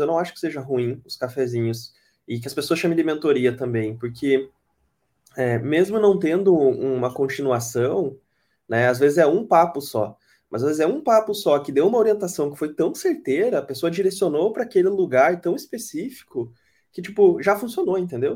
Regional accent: Brazil; accent: interior accent (caipira R); moved away; Eu sou do interior, é, meu sotaque não deixa mentir, né? Eu puxo o R mesmo, não tenho vergonha disso

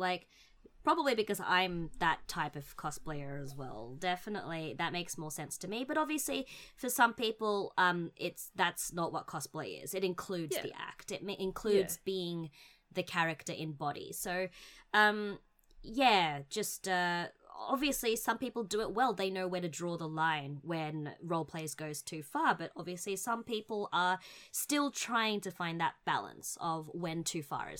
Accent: Australia; where we grew up in Australia

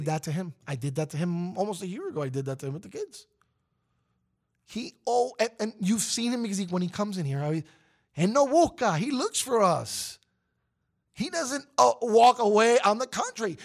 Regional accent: New York, United States; as a New Yorker

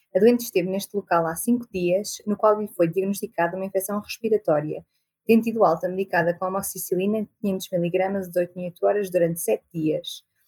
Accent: Viseu, Portugal; also born or lived in Coimbra; estudei em Coimbra sou de Viseu e é onde também estou a trabalhar agora

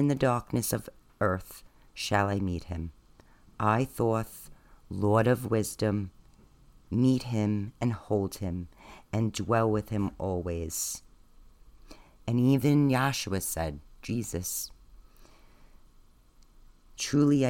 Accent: New York City, New York, United States; accent: Staten Island; It's my Staten Island accent.

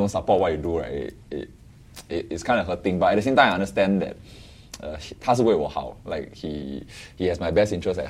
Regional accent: Singapore; I grew up in Yishun and Woodlands.

